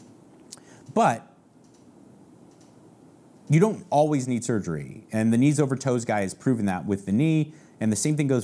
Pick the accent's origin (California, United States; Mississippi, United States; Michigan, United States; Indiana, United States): California, United States; San Marino; moved away as an adult; now in Texas, United States; I grew up actually legitimately in a town called San Marino, California.